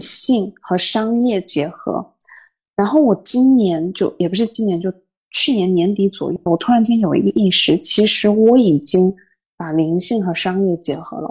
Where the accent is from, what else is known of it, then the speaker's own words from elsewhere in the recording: Fujian, China; moved away as an adult; also born or lived in northern China; now in Paris, France; 我们闽南那边会很讲究说食欲